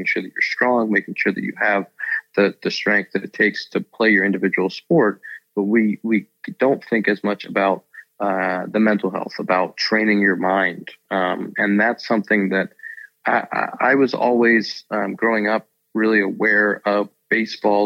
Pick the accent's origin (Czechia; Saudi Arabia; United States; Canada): United States; Pittsburgh, Pennsylvania; I grew up in Pittsburgh